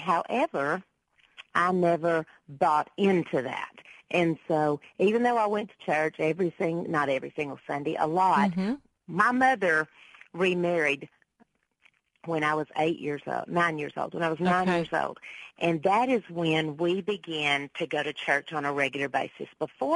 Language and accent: English; Texas, United States; most people do describe me as Texas-raised